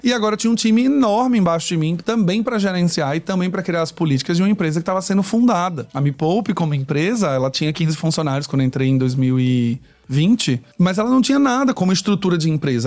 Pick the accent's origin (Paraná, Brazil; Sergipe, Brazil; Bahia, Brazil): Sergipe, Brazil; Aracaju; moved away as an adult; now in São Paulo, Brazil; eu sou aracajuano. Eu saí de Sergipe e fui morar em São Paulo em 2012